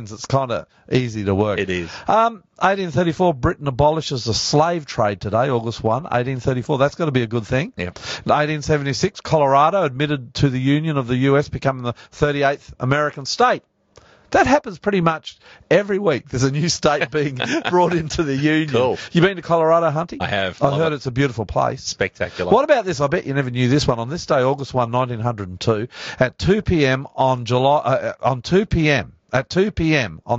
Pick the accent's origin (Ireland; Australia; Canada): Australia; I'm the Aussie pastor and welcome.